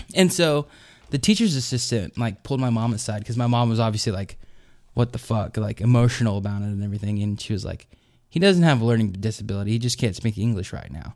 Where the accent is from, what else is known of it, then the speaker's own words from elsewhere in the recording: Arkansas, United States; growing up in Arkansas, so it was, like, super Southern.